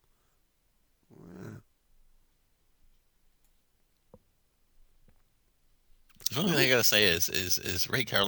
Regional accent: New Zealand; I'm actually Irish, but was born in New Zealand

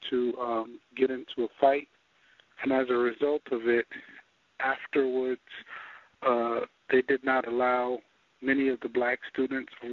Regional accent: New York City, New York, United States; growing up in New York City.

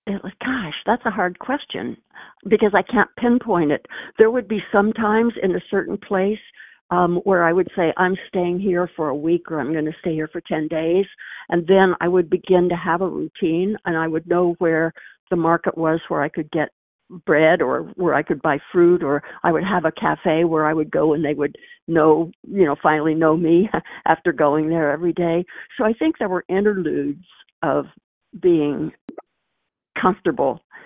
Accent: Missouri, United States; moved away; when I was a girl growing up in Missouri

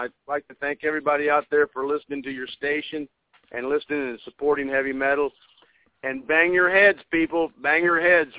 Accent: Hillsboro, Illinois, United States; Well, we're from Southern Illinois, Hillsboro, Illinois. It's 65 miles east of St. Louis

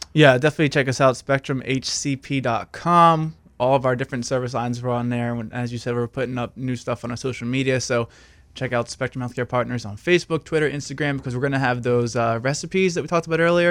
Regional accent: New Jersey, United States; South Jersey, like, twenty minutes, fifteen minutes outside of Philadelphia

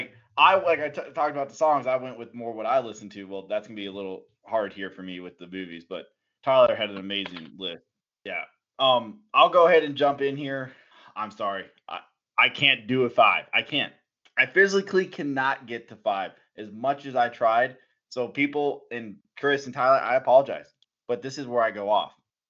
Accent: Germany; That was one of the movies we watched and talked about all the time in Germany when I grew up in Germany.

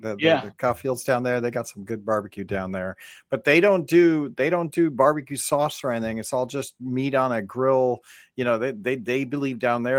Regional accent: Northeast, United States; I'm from the Northeast

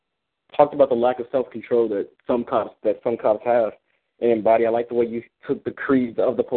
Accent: Chicago, Illinois, United States; I'm from Chicago as well

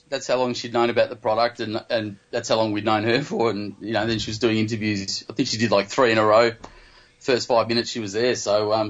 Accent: Australia; I am from Australia.

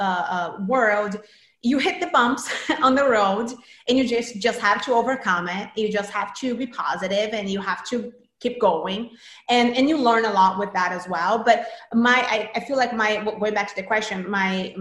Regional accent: Brazil; moved away; I'm from Brazil originally. And in Brazil, I started working as an actress. I was a pretty big child actress in Brazil at 8

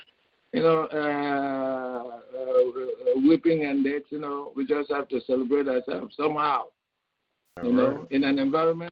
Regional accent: Nigeria; now in United States; I'm from Nigeria, wife is from Zimbabwe

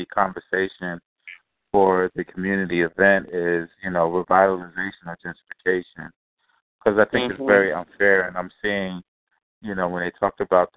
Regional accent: Venezuela; now in Philadelphia, United States; I'm originally from Venezuela

